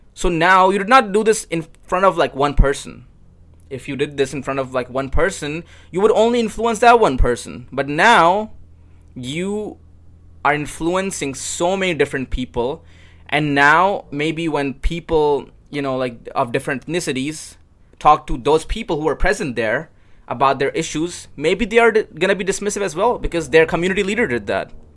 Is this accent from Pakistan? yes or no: yes; Pakistan; moved away; when I was growing up in Pakistan